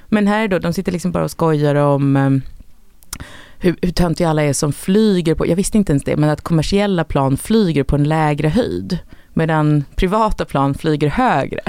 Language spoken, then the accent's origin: Swedish; Sweden; som svensk